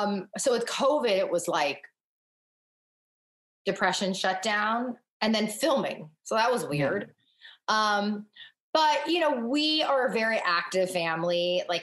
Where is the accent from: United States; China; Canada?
China; northern China; And we're both from Northern China. We're just 2 years apart.